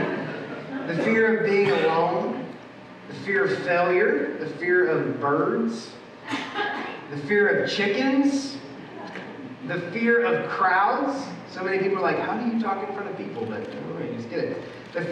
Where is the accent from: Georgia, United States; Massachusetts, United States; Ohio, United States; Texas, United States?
Georgia, United States; Atlanta; now in Louisville, United States; I grew up in Atlanta.